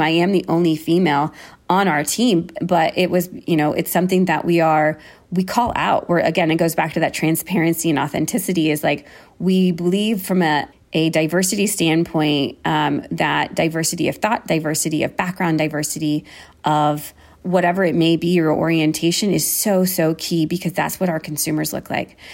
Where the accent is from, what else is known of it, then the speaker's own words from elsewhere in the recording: United States; moved away as an adult; now in Berlin, Germany; I am American